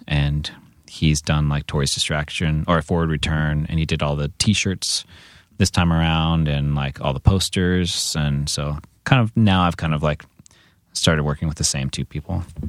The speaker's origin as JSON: {"language": "English", "town": "San Diego", "region": "California", "country": "United States", "tie": "born or raised there", "also_born_or_lived": "Santa Cruz", "moved": "as an adult", "lives_now": "Los Angeles, United States", "said": "growing up in San Diego"}